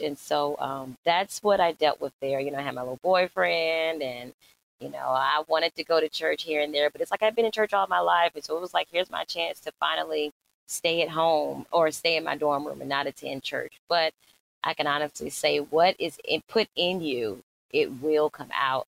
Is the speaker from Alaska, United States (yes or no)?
no; Norfolk, Virginia, United States; I am from Norfolk, Virginia. I'm raised with both my parents